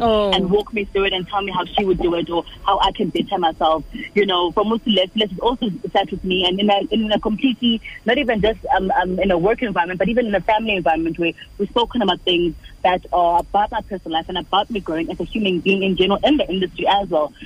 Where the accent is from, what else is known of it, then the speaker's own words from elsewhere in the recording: Durban, KwaZulu-Natal, South Africa; also born or lived in Umlazi; I grew up in Durban